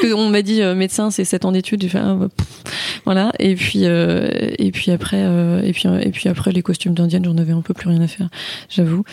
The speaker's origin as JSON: {"language": "French", "town": "Saint-Malo", "region": "Brittany", "country": "France", "tie": "born or raised there", "said": "j'ai grandi à Saint-Malo"}